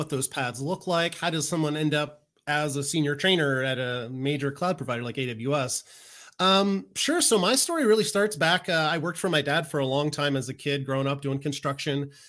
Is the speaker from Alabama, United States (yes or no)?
no; Maryland, United States; a college in my hometown in Maryland